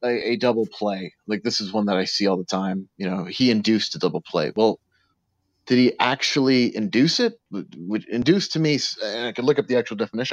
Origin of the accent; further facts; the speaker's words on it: New York City, New York, United States; I grew up in New York City